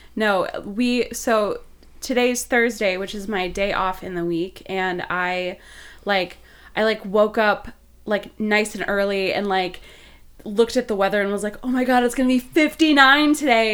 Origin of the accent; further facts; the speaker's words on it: Wisconsin, United States; I'm I'm from Wisconsin, and so like, I'm, as a vegan person from Wisconsin